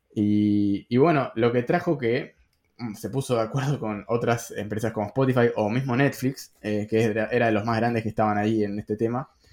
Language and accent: Spanish; Argentina; los que tenemos una moneda quizás no es tan fuerte